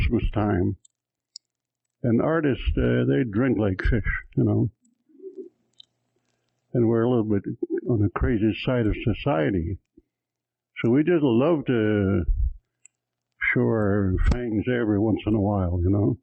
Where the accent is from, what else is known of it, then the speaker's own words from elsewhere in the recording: Cold Lake, Alberta, Canada; I'm from Cold Lake, Alberta